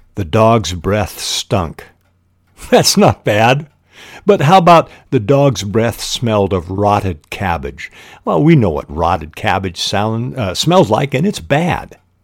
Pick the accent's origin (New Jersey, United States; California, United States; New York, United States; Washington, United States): Washington, United States; Spokane; I was raised in Spokane, Washington, the Lilac City